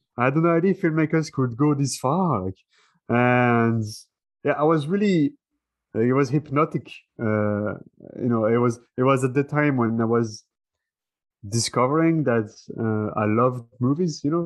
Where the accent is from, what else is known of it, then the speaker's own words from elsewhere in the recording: France; that's where I'm from. I'm from France